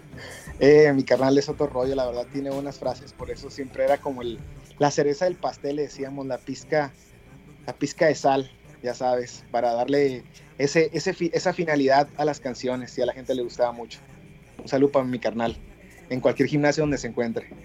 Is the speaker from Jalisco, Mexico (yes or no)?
no; Mexicali, Baja California, Mexico; director baja californiano, cachanilla